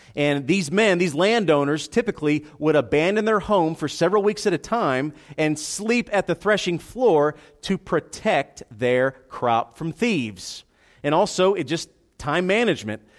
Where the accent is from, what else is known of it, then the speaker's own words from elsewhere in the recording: United States; we're American in 2018